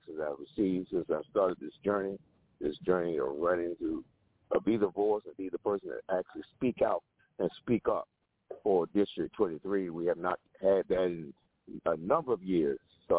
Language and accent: English; Homestead, Florida, United States; I'm a native Floridian. I grew up in Homestead, Florida.